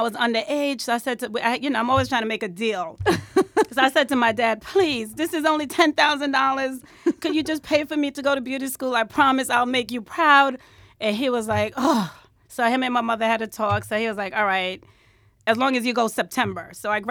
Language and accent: English; Bronx, New York, United States; I grew up in the Bronx.